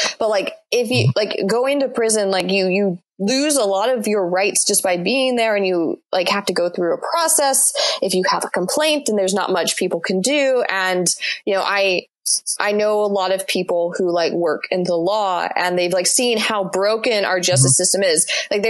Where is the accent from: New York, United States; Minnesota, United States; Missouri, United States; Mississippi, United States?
Mississippi, United States; Mississippi, to just use my home state as an example